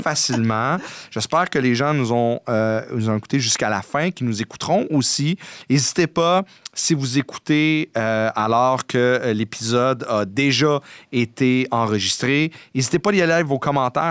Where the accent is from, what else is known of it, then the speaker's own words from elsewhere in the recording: Montreal, Quebec, Canada; j'ai grandi dans la Côte des Neiges.